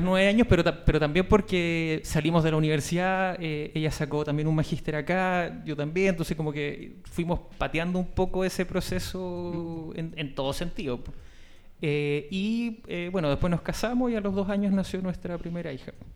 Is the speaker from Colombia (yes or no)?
no; Valparaíso, Chile; yo eh, nací y me crié en Playante